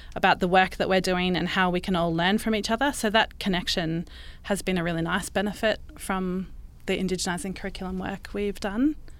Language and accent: English; Brisbane, Queensland, Australia; I was born and raised in Brisbane on Turrbal and Yugara country.